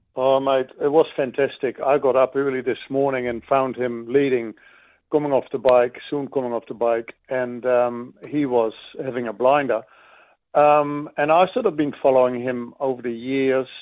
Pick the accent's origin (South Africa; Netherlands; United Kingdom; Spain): Netherlands; now in New Zealand; I grew up in Holland